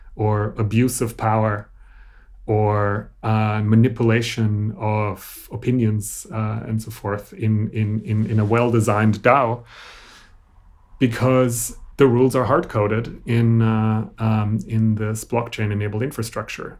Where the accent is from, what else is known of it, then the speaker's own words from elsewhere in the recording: Austria; I grew up in Austria, so this was a German language thing